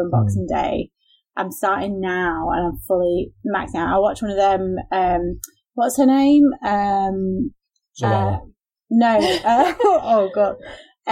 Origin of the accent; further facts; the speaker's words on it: Yorkshire and the Humber, United Kingdom; Yorkshire person